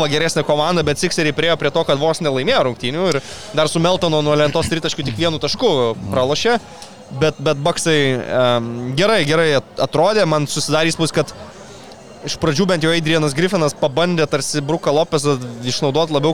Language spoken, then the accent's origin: Lithuanian; Lithuania; mes lietuviai